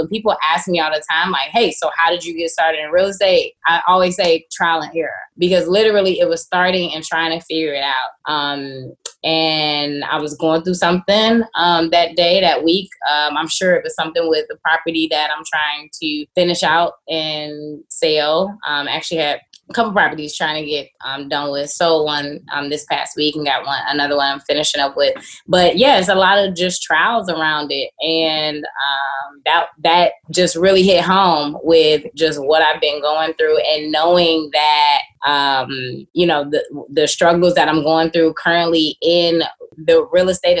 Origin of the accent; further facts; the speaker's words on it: Chicago, Illinois, United States; I'm born and raised in Chicago on the South Side.